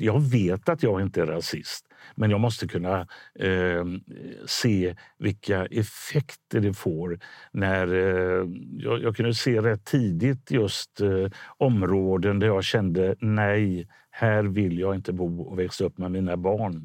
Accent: Gothenburg, Västra Götaland, Sweden; i Biskopsgården där jag är uppvuxen

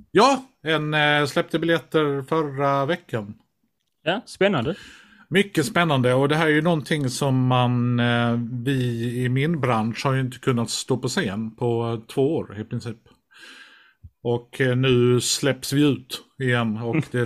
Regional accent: Kävlinge, Skåne, Sweden; Du är från Kävlinge … Ja, jag är från

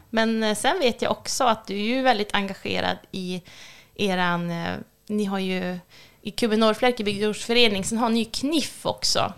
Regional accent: Björna, Västernorrland County, Sweden; jag är uppvuxen i Björna

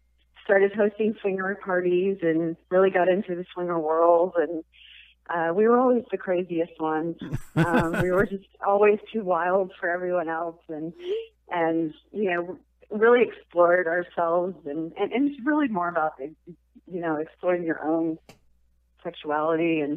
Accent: Houston, Texas, United States; also born or lived in Austin / New Hampshire; I was born in Austin, but yeah, I'm a Texas girl all the way

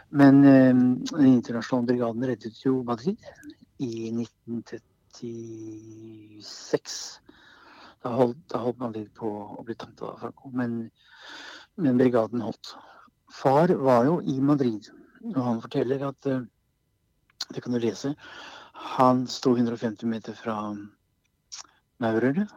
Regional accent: Kongsberg, Buskerud, Norway; Vi satt hjemme på Kongsberg

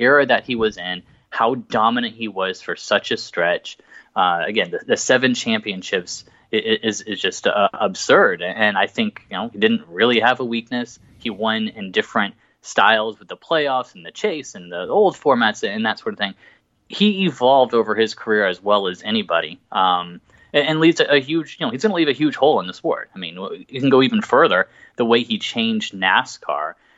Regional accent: Big Ten country, Midwest, United States; moved away; also born or lived in Texas / Oklahoma / Florida; I'm from the Big Ten country

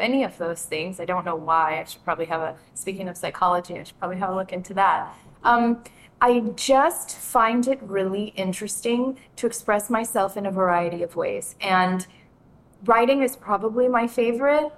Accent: Miami, Florida, United States; also born or lived in Gloucester, Mississippi; now in Natchez, United States; I was born in Miami, born and raised actually in Miami

